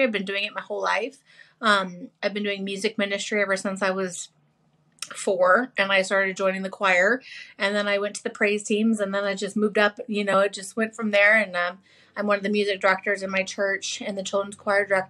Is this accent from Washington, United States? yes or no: yes; Washington, United States; also born or lived in Stockton, California; I'm born and raised in Washington